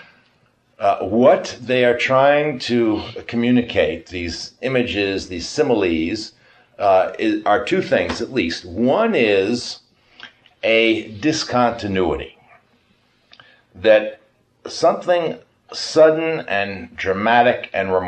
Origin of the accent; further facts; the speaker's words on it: New York, United States; we are both from New York